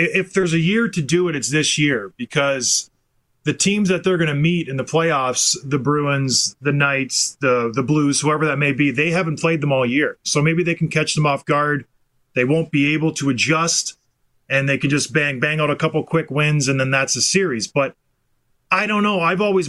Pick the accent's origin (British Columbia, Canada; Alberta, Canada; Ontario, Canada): Ontario, Canada; St. Catharines; Yeah, I moved there when I was five, so I was raised in St. Catharines.